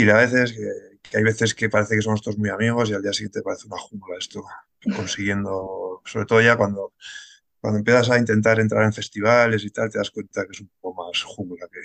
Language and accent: Spanish; Pamplona, Navarre, Spain; also born or lived in Germany / Barcelona; now in Madrid, Spain; eh, soy de Pamplona, aunque he dado más vueltas que una peonza. Eh, lo más largo que fue vivir en Alemania seis años y ahora ya llevo casi ocho aquí en Madrid.